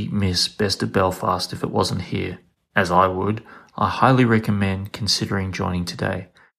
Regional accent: Queensland, Australia; I'm from Queensland

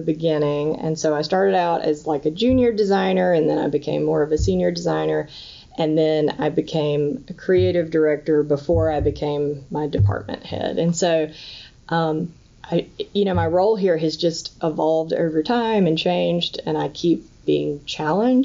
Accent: North Carolina, United States; I grew up in North Carolina, in a really rural part of North Carolina

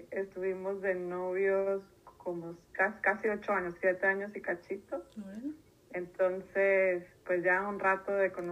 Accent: Tijuana, Baja California, Mexico; also born or lived in Saltillo; Eh, yo nací en Saltillo, Coahuila, pero crecí en Tijuana. 18 años vivía allá.

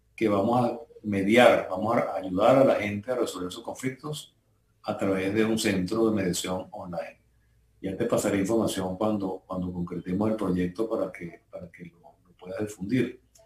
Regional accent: Venezuela; moved away as an adult; now in Panama; un grupo de colegas venezolanos

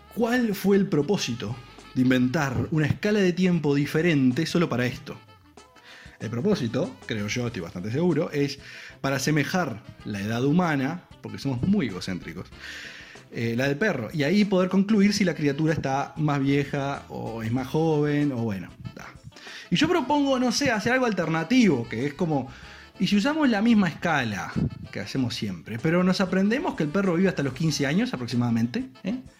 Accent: Uruguay; como uruguayo

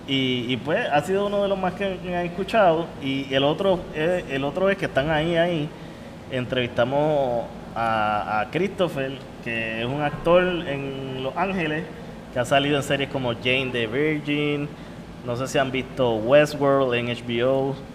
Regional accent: Puerto Rico; Porque a lo mejor yo te puedo hablar de la Molao y como somos puertorriqueños, pues sabemos que era el alcalde de Cataño.

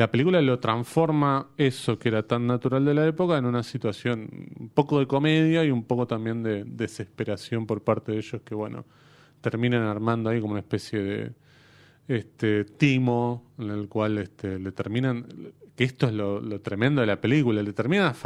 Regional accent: Córdoba, Argentina; now in Buenos Aires, Argentina; acá en Buenos Aires, pero yo soy de Córdoba.

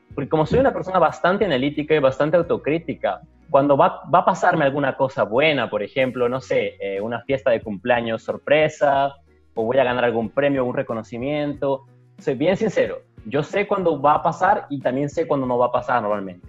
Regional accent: Ilo, Moquegua, Peru; moved away as an adult; also born or lived in Arequipa, Peru / Florianópolis, Brazil; now in Brazil; yo vivía en Hilo, yo acabé el colegio en Hilo, yo nací en Hilo, de hecho

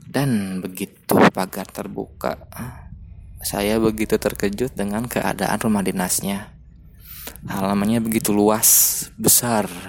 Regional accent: Bandung, West Java, Indonesia; Karena saya asli orang Bandung

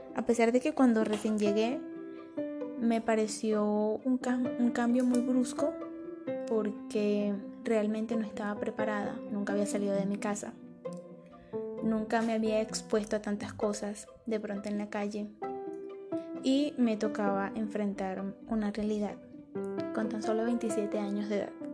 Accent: Maracaibo, Zulia, Venezuela; moved away as an adult; now in Medellín, Colombia; soy de Venezuela, Maracaibo, Estado Zulia

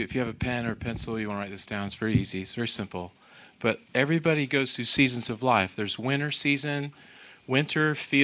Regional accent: United States; I'm American

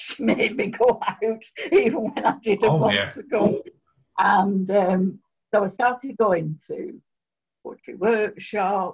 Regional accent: Oldham, North West England, United Kingdom; also born or lived in Spain; I was born in Oldham, and although I've lived in other places, I always come back to Oldham

